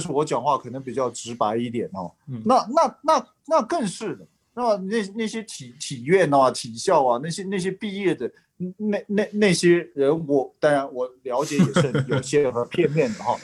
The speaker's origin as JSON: {"language": "Chinese", "town": "Kunming", "region": "Yunnan", "country": "China", "moved": "yes", "said": "我在昆明，因为我家是昆明的"}